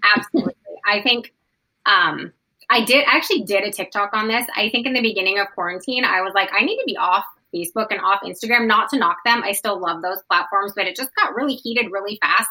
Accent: Portland, Oregon, United States; we're both from Portland

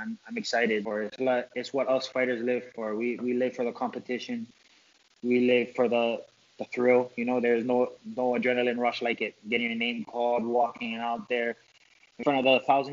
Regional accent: Hawaii, United States; I'm from Hawaii.

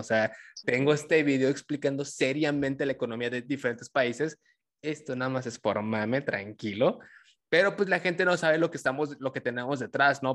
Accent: Tabasco, Mexico; yo soy tabasqueño

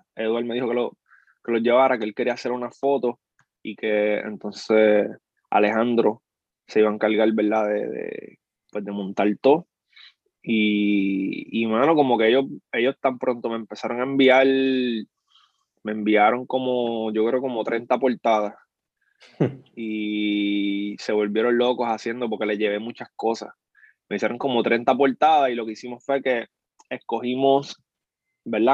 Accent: Puerto Rico; Allá bien boricua, yo soy boricua

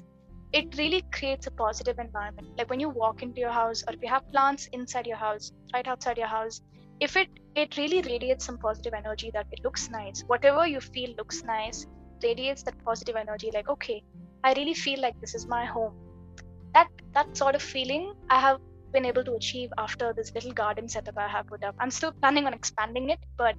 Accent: Kerala, India; I'm from Kerala

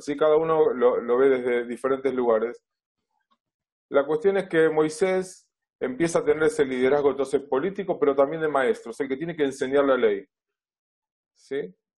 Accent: Buenos Aires, Argentina; vivo en Buenos Aires, nací en Buenos Aires, siempre viví aquí en esta ciudad, originalmente en Flores, desde hace muchos años en Villa Crespo

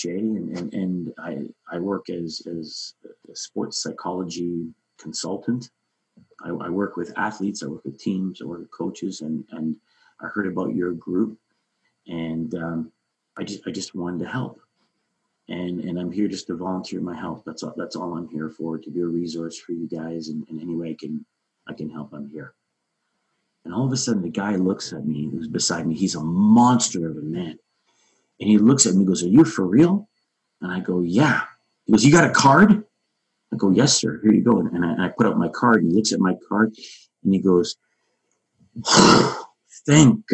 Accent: Toronto, Ontario, Canada; Growing up in the community that I was raised in Toronto

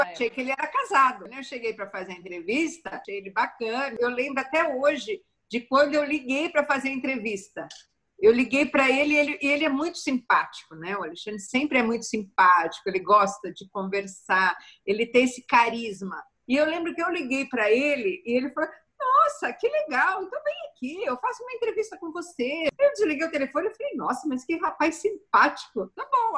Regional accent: Santo André, São Paulo, Brazil; eu sou da ABC Paulista de Santo André

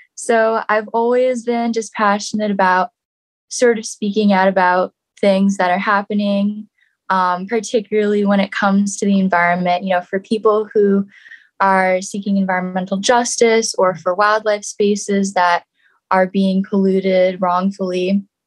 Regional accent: New York City, New York, United States; I grew up in New York City

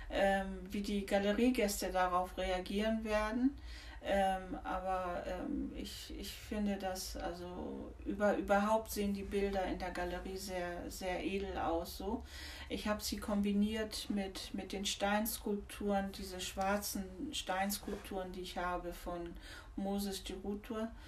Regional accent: Tehran, Tehran Province, Iran; German is a second language; moved away as an adult; also born or lived in India; now in Germany; Ich komme aus dem Iran, aus mhm. Teheran.

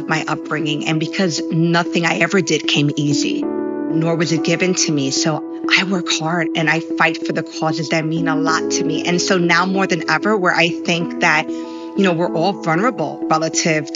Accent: New York City, New York, United States; I'm of Puerto Rican descent, born and raised in New York, grew up in Washington Heights

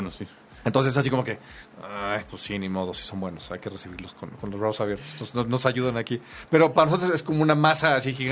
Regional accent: Monterrey, Nuevo León, Mexico; now in Mexico City, Mexico; Pero tú, eres regio. Yo soy regio.

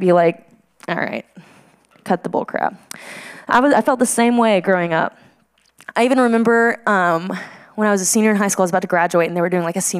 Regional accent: Midland, Texas, United States; moved away as an adult; also born or lived in Denver, Colorado; this is where I'm from. This is Midland, Texas

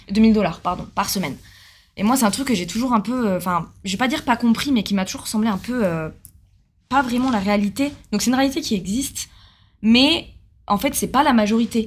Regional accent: Bordeaux, Nouvelle-Aquitaine, France; moved away as an adult; now in Australia; moi, je suis bordelaise. J'ai toujours vécu, euh, près de ma famille

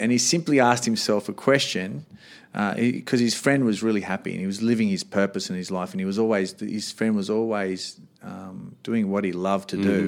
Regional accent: Sydney, New South Wales, Australia; moved away as an adult; also born or lived in Canberra; I'm from Sydney

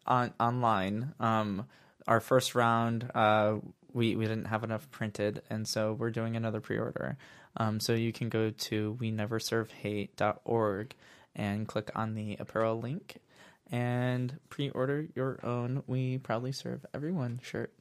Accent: Northwest Indiana, United States; I'm from Northwest Indiana

